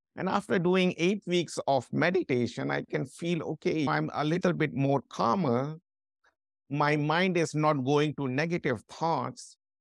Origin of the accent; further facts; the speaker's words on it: India; moved away as an adult; also born or lived in London; I'm from India